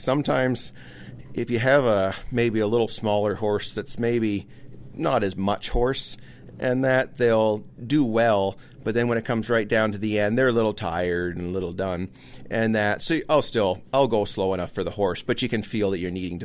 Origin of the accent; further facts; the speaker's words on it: Prince Edward Island, Canada; now in Port Elgin, Canada; I was born in Prince Edward Island, but yeah. We've been in Ontario for over 20 years